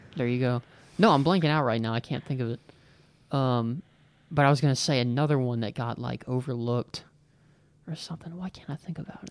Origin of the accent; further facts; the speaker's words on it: Virginia, United States; I grew up in Virginia and that I was a Virginia Tech fan growing up